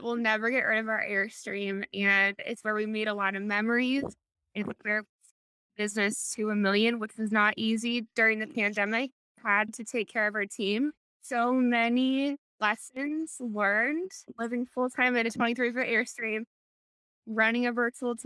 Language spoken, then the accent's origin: English; Ohio, United States; moved away as an adult; also born or lived in Dublin, Ohio / San Diego; now in North Carolina, United States; I was from Ohio. I lived there 27 years